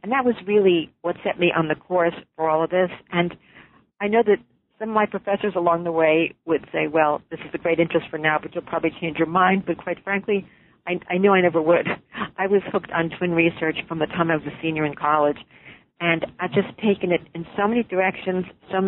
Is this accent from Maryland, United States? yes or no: no; New York City, New York, United States; Now, I grew up in New York City, and I am a fraternal twin myself